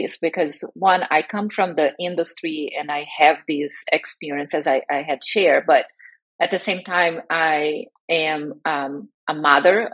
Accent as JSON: {"language": "English", "country": "Brazil", "moved": "as an adult", "lives_now": "United States", "said": "I am originally from Brazil and I live in the US where I was relocated while working for a biotech back in 2005"}